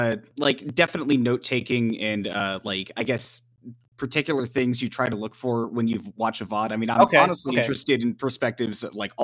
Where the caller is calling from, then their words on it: Dallas, Texas, United States; I'm calling in from Dallas.